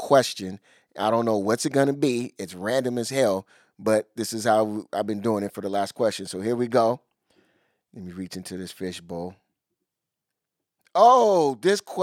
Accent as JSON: {"language": "English", "town": "Seattle", "region": "Washington", "country": "United States", "tie": "born or raised there", "said": "I'm born and raised in Seattle."}